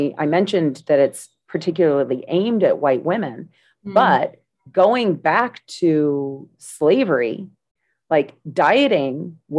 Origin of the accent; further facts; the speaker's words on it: United States; I'm from the United States.